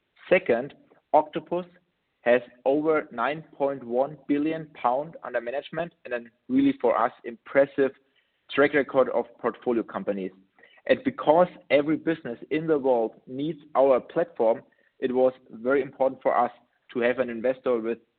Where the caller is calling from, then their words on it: Munich, Bavaria, Germany; English is a second language; I'm joining you from Munich in Germany.